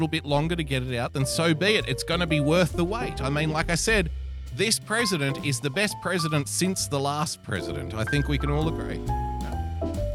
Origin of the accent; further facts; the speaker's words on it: Australia; as an Australian